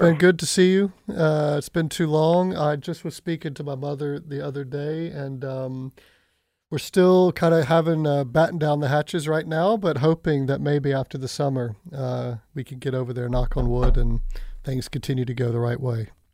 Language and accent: English; Pensacola, Florida, United States; moved away; I am looking forward to returning to my hometown this fall